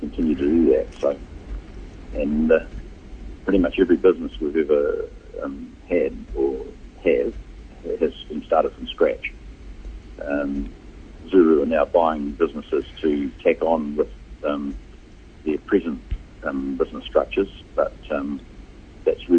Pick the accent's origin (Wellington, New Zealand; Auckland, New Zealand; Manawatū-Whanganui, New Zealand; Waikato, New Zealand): Waikato, New Zealand; Hamilton; we grew up in Hamilton.